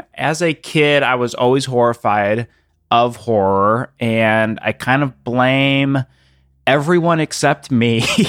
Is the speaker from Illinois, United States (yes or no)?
yes; Illinois, United States; I grew up in the outside of Chicago, and it, I don't know, it just felt so like wandering through the woods and then like kind of being scared at the same time.